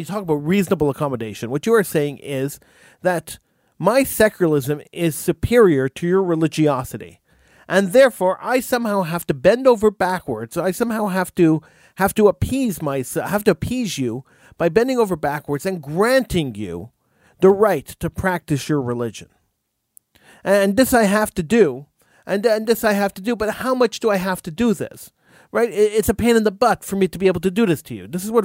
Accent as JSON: {"language": "English", "town": "Montreal", "region": "Quebec", "country": "Canada", "tie": "born or raised there", "said": "I was born in Montreal and raised in Montreal"}